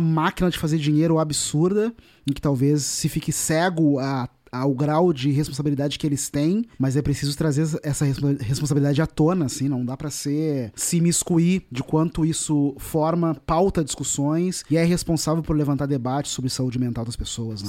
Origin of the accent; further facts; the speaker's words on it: Porto Alegre, Rio Grande do Sul, Brazil; Eu nasci numa periferia em Porto Alegre, que é um bairro chamado Restinga